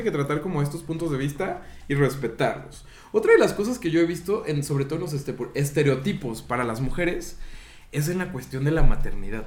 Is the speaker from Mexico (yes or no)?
yes; Mexico